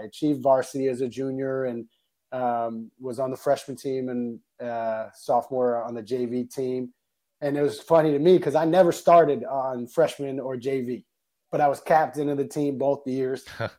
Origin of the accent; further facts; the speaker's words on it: Weston, Massachusetts, United States; I went to the middle school in my hometown, Weston Middle School, for eighth grade.